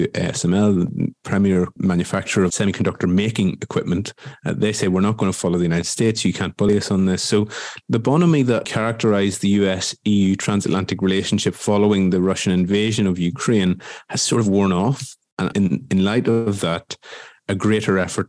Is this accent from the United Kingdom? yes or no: no; Ireland; now in Brussels, Belgium; as an Irish person